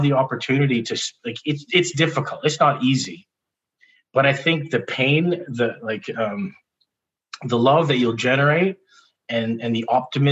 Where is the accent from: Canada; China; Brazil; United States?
Canada; Victoria, British Columbia; also born or lived in Vancouver; growing up in Victoria, I moved to Vancouver for a bit to go to school